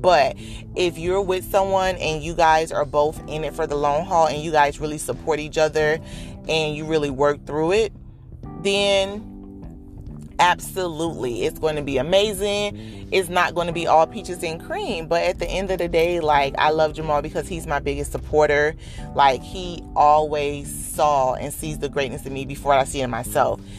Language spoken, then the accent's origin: English; Dade County, Florida, United States; born and raised in the county of Dade